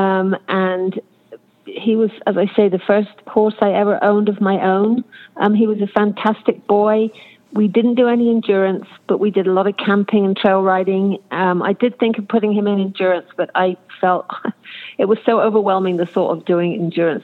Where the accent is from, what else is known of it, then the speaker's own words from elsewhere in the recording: Cornwall, South West England, United Kingdom; now in Auburn, United States; I come from Cornwall, England, where mainly it's ponies